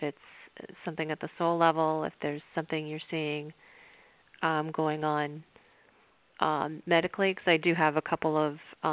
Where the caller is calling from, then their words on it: Palm Beach, Florida, United States; I'm calling from Palm Beach.